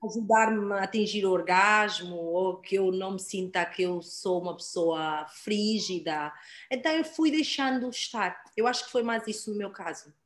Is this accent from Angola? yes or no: yes; Angola; moved away; also born or lived in United States; Nasci, cresci em Angola, vivi mais de uma década nos Estados Unidos